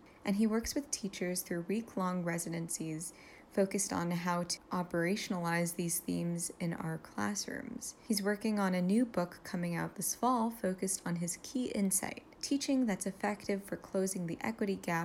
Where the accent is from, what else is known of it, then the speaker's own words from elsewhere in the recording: New York City, New York, United States; I'm from Brooklyn, New York